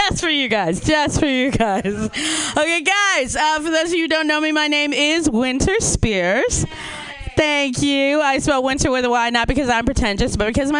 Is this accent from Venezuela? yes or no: no; Chicago, Illinois, United States; now in Southern California, United States; I am originally from Chicago